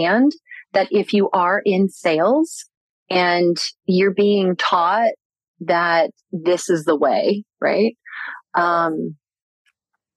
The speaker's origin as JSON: {"language": "English", "town": "Orlando", "region": "Florida", "country": "United States", "tie": "born or raised there", "said": "I grew up in Orlando, Florida."}